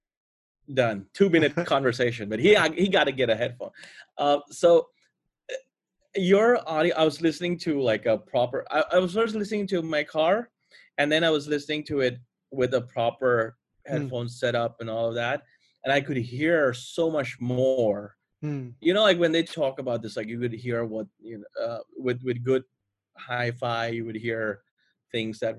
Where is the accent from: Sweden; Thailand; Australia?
Thailand; I'm fourth generation Indian, but I'm Thai